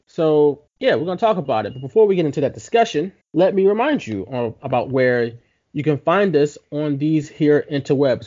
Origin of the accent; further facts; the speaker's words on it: Philadelphia, Pennsylvania, United States; we're from Philly